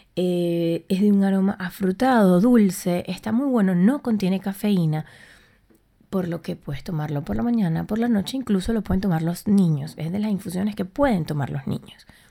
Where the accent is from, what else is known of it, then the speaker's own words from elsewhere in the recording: Puerto La Cruz, Anzoátegui, Venezuela; moved away as an adult; also born or lived in Buenos Aires, Argentina; now in Madrid, Spain; yo soy de Puerto La Cruz en Venezuela